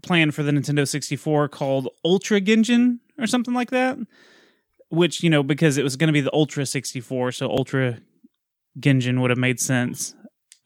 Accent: Texas, United States; I'm Texan

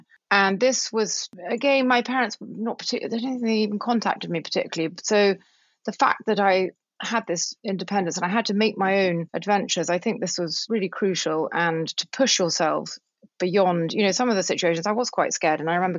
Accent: the English countryside, England, United Kingdom; moved away as an adult; also born or lived in Moscow, Russia; I was born in the English countryside. I grew up a very sort of English childhood with ponies, being outside. But, you know, I grew up in the 70s. We didn't really travel as a family. I'm one of four children. And I had a very English life, really.

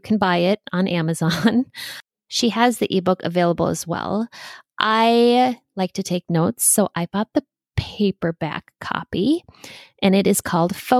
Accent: Minneapolis, Minnesota, United States; I am a Minneapolis girl

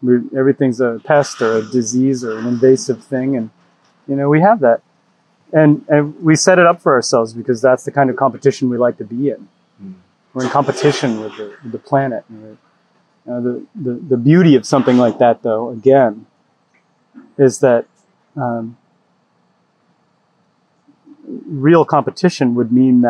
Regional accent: Rhode Island, United States; moved away; I grew up in Rhode Island, on a small farm with my family

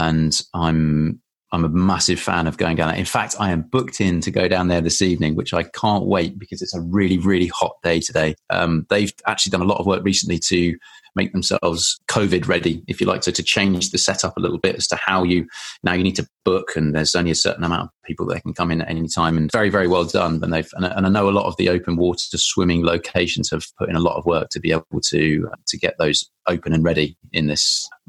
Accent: Île-de-France, France; also born or lived in England; So I grew up just outside Paris for 9 years. We moved there when I was nine.

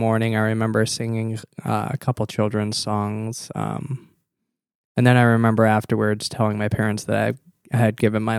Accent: Appleton, Wisconsin, United States; also born or lived in Minnesota; No, I grew up a couple hours north of here in Appleton.

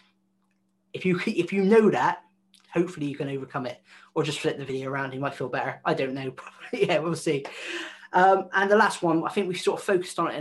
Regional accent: West Country, South West England, United Kingdom; accent: West Country; I sound like I'm from the West Country

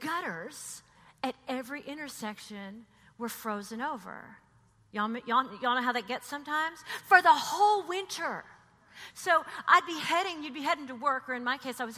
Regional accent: Texas, United States; now in New York, United States; I'm from Texas

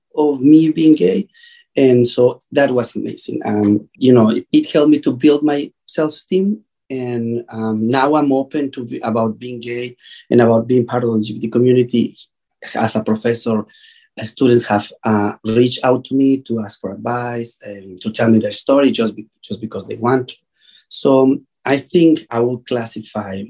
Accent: Mexico; I'm from Mexico.

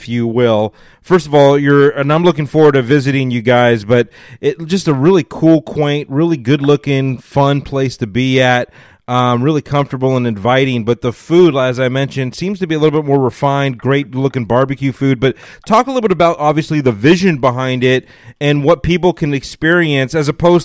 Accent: Los Angeles, California, United States; I'm from Los Angeles

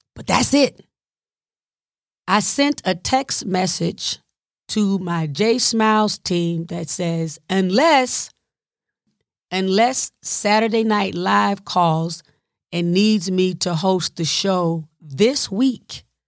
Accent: the South, United States; I'm from the South

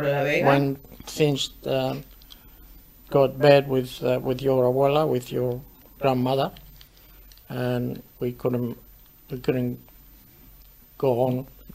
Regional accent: southern Spain, Spain; I was from South Spain. South Spain, they got a little bit of dialect. Or accent.

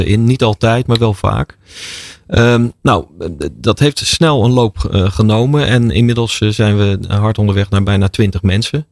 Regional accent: Rotterdam, South Holland, Netherlands; Ik ben ooit in Rotterdam geboren.

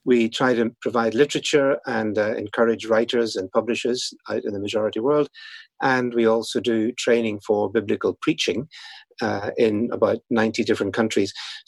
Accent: Northern Ireland, United Kingdom; as people can probably tell from my accent, at least a little bit that is left, I was born in Northern Ireland. That's where I grew up.

